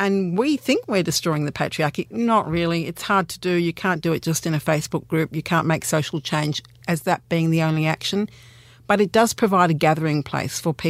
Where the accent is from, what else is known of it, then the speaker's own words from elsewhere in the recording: Australia; we're Australian